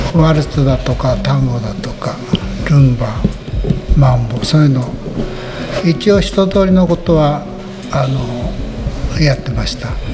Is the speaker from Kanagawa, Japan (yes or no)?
no; Shimizu, Hokkaido, Japan; moved away as an adult; now in Sarabetsu, Japan; 出身は清水町です